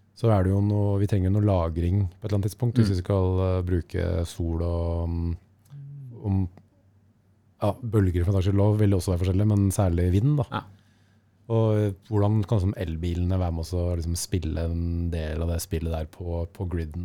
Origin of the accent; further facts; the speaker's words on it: Lillestrøm, Akershus, Norway; also born or lived in Skedsmokorset; jeg vokste opp på Romerike. Altså dette var på Skedsmokorset og Lillestrøm.